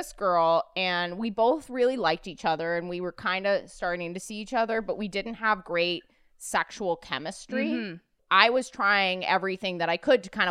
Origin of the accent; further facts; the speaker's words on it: New York, United States; As a native New Yorker